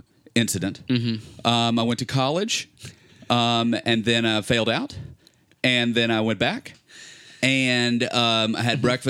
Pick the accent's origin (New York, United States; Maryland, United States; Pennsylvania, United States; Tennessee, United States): Tennessee, United States; Memphis; also born or lived in Ohio / Colorado; now in Los Angeles, United States; I was born in Ohio, and then grew up in Memphis, and then was in Colorado for quite some time, and then moved to Los Angeles.